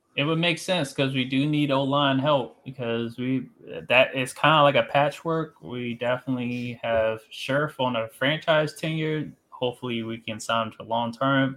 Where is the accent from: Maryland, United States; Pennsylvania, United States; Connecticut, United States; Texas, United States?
Maryland, United States; Columbia; I'm from Columbia, Maryland